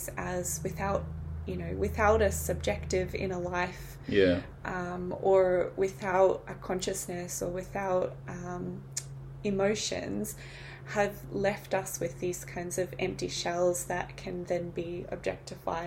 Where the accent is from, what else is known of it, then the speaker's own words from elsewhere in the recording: New Zealand; I'm from New Zealand